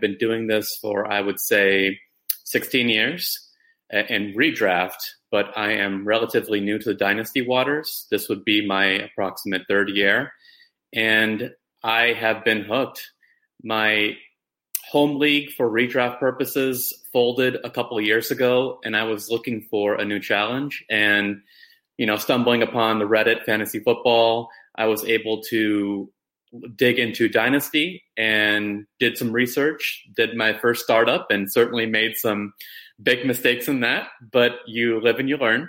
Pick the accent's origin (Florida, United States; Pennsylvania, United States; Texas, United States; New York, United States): Florida, United States; Orlando; now in Vero Beach, United States; I'm born and raised in Orlando, Florida, and I currently live in Vero Beach, Florida